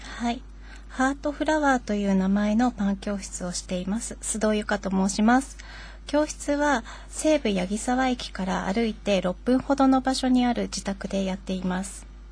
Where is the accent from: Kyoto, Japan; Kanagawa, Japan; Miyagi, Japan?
Kanagawa, Japan; Yokohama; moved away as an adult; also born or lived in Nishitokyo, Tokyo; 結婚するまで横浜で育ちました。